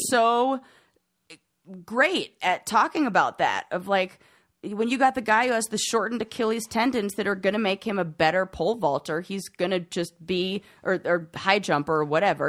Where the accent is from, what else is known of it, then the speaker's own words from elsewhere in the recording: Southern California, United States; moved away; I'm from Southern California